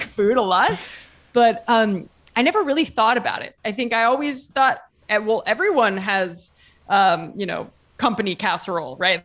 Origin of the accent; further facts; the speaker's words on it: Ohio, United States; moved away as an adult; now in Italy; I'm from Ohio, um, small town in Ohio, and lived in Ohio my whole life, went to college also in Ohio